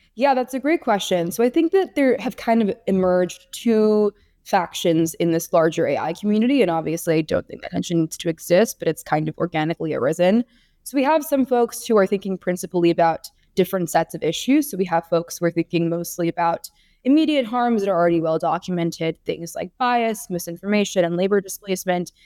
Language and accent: English; California, United States; my home state of California